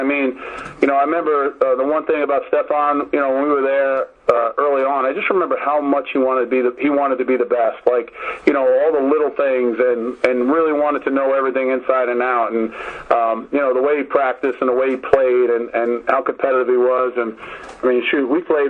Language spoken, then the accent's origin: English; New York City, New York, United States; I'm born and raised in the Bronx